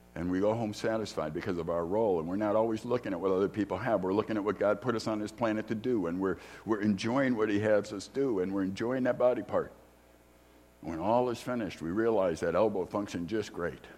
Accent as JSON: {"language": "English", "town": "Chicago", "region": "Illinois", "country": "United States", "tie": "born or raised there", "said": "I grew up in Chicago"}